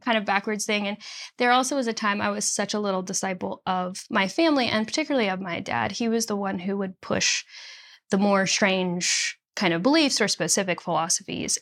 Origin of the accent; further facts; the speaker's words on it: Nashville, Tennessee, United States; also born or lived in Chicago, Illinois; born in Chicago, and then we moved to the Nashville area when I was nine